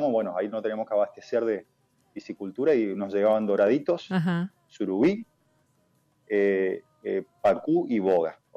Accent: Misiones, Argentina; a mi tierra y la mandioca.

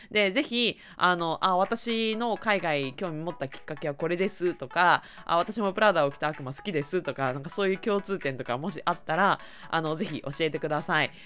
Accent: Aichi, Japan; 私はまあ、地元が愛知県で

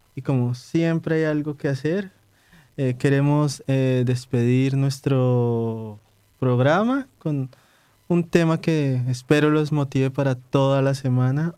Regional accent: Colombia; now in Warsaw, Poland; los colombianos por sí mismos no conocemos tantas cuestiones de, Colombia

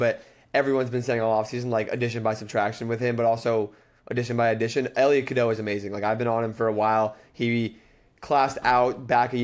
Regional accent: New Jersey, United States; I'm from New Jersey

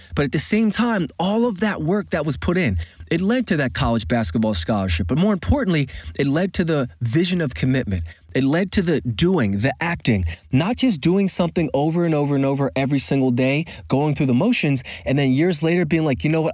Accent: Philadelphia, Pennsylvania, United States; a very avid basketball player growing up in Philadelphia

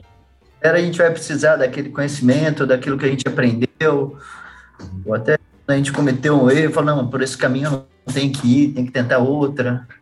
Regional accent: Campinas, São Paulo, Brazil; moved away as an adult; now in Curitiba, Brazil; mas morei até seis anos em São Paulo. Meu pai trabalhou na Mercedes também, trabalhou hum. por 22 anos na Mercedes. Então, ele começou em São Paulo, daí ele foi transferido para Campinas, que tinha a fábrica de ônibus, ele foi transferido para lá. Daí, com hum. seis anos, para lá

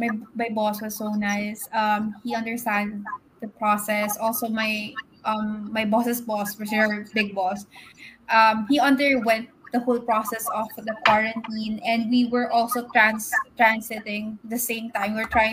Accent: Philippines; moved away; No, I'm pure Filipino.

